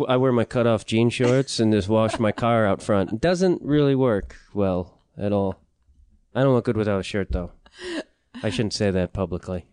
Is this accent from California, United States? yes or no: no; Chicago, Illinois, United States; I'm from Chicago